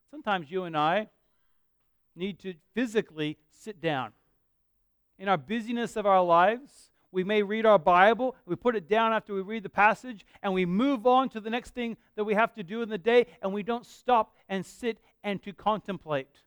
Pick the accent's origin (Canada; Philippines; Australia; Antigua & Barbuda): Australia; Perth, Western Australia; now in Bunbury, Australia; I, I, love living here. I grew up living in Perth